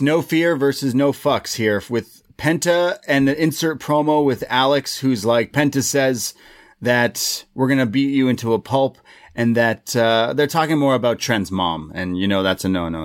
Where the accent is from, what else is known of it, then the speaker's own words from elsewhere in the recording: Toronto, Ontario, Canada; we're from Toronto